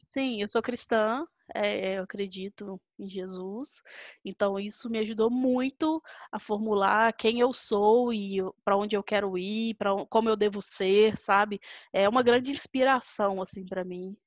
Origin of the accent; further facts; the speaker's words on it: Belo Horizonte, Minas Gerais, Brazil; eu sou de BH, sou mineira, é, nascida e criada por aqui